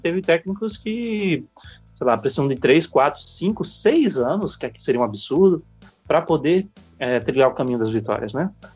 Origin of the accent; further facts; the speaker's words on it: Alagoas, Brazil; no meu, no meu estado natal, lá na terra da lagoa, também conhecido como Caribe brasileiro